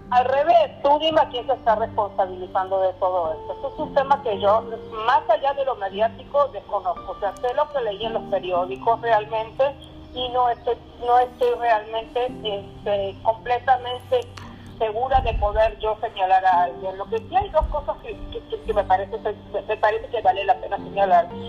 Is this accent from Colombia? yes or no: no; Argentina; moved away as an adult; now in Mexico; Yo nací en Argentina